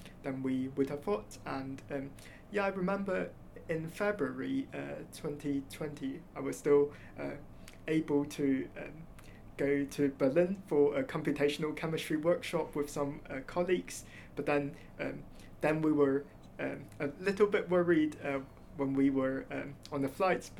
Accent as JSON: {"language": "English", "country": "Hong Kong", "tie": "born or raised there", "moved": "as an adult", "lives_now": "Oxford, United Kingdom", "said": "So I grew up in Hong Kong and did my high school there"}